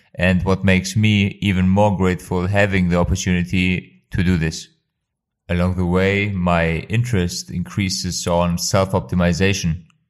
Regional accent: Kosovo; now in Germany; I am originally from Kosovo but living in Germany

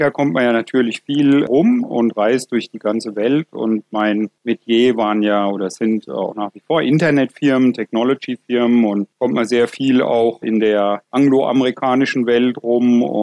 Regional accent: Bavaria, Germany; Und da kam dann ein Anruf aus meinem Heimatdorf in Unterfranken, dass da eine alte Textilfabrik in Schieflage geraten ist

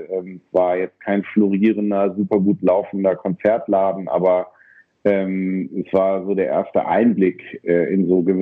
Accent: Bonn, North Rhine-Westphalia, Germany; So, ich bin in Bonn aufgewachsen.

